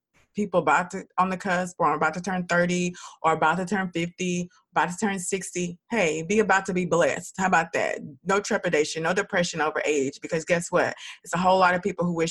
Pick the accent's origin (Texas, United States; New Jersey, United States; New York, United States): Texas, United States; Dallas; also born or lived in Houston; I'm from Dallas